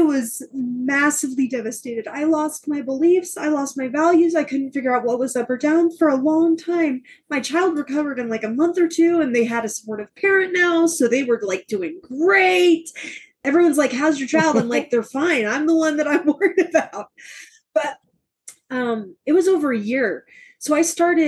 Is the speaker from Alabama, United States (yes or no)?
yes; Southern Alabama, United States; moved away; I grew up in Southern Alabama